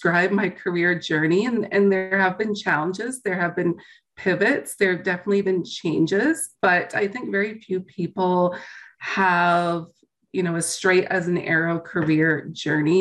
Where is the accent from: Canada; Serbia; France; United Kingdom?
Canada; East Coast; moved away as an adult; also born or lived in Hong Kong; now in Alberta, Canada; I'm from the East Coast